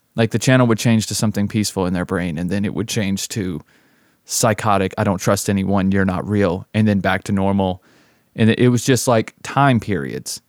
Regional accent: the South, United States; also born or lived in Las Vegas; my hometown in the South

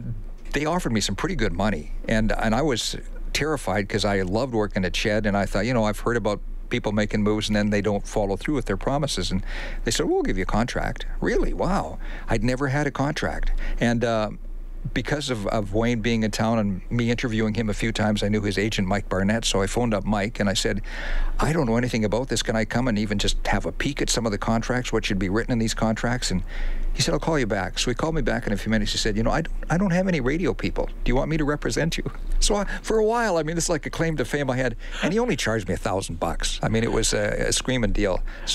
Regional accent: Saskatchewan, Canada; When I first came to town, I came here from Saskatchewan. And, of course, if you come here from Saskatchewan and you renounce the Rough Riders, you can't go back east again.

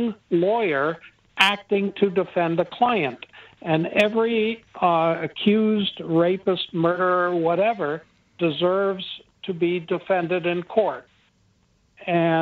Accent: United States

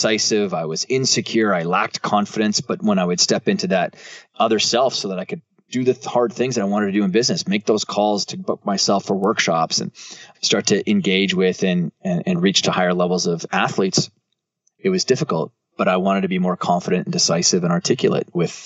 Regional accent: Canada; I'm from Canada

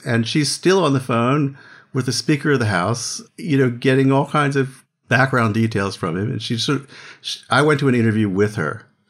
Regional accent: Philadelphia, Pennsylvania, United States; I grew up in Philadelphia

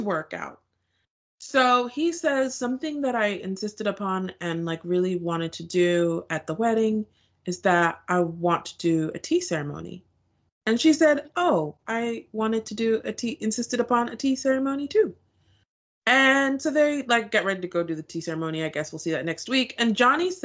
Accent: Nigeria; now in United States; We're both Nigerian. We're both members of the Nigerian clubs at our respective university.

